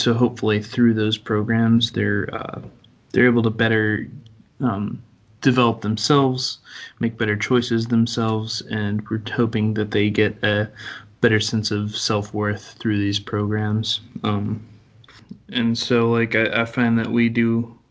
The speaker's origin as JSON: {"language": "English", "region": "Tennessee", "country": "United States", "also_born_or_lived": "Washington State", "moved": "as an adult", "said": "I come from Tennessee originally"}